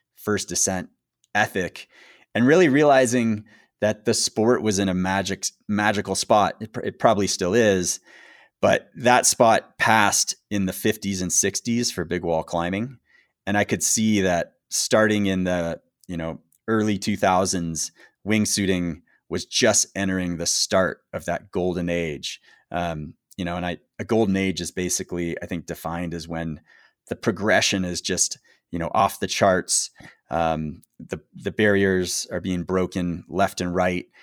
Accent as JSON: {"language": "English", "country": "United States", "said": "being an American base jumper in that era"}